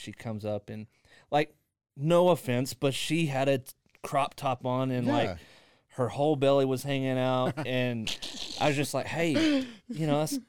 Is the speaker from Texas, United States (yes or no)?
yes; Lorena, Texas, United States; Country life, man.